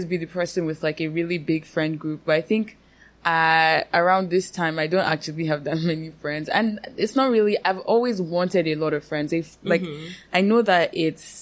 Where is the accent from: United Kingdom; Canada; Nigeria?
Nigeria; as a Nigerian woman